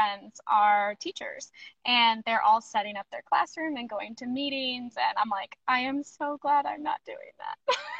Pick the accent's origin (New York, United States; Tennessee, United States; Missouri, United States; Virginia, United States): Missouri, United States; Springfield; now in Kansas City, United States; I am currently based in Kansas City, Missouri. I grew up in Springfield, Missouri